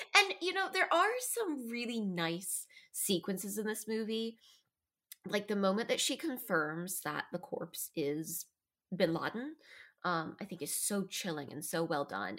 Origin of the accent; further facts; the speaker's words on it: United States; as an American